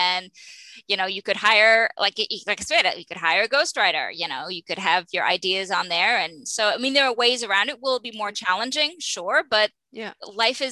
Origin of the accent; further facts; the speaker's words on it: Maine, United States; I'm from Maine